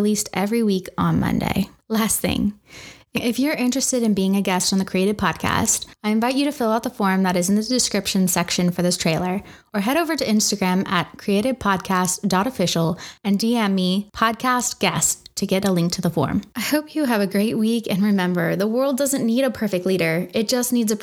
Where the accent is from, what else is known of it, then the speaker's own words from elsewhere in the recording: Washington, United States; I grew up in Washington State, and after graduating high school, I joined the Marines